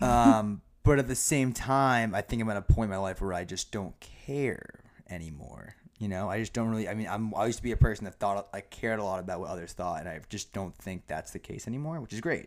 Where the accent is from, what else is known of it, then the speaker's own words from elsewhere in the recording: Norton, Massachusetts, United States; also born or lived in Foxborough, Massachusetts; born and raised, um, in Massachusetts, grew up in a small town of Norton, and then I moved to the great town of Foxborough